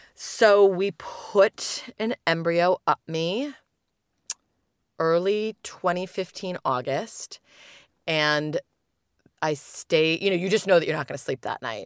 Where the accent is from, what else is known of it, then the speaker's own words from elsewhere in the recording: United Kingdom; now in Chicago, United States; my hometown